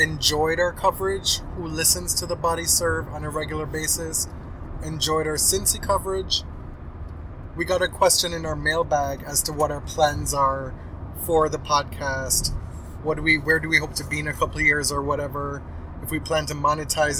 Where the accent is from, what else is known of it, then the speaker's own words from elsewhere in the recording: Jamaica; now in Canada; I grew up in Jamaica. I live in Canada now.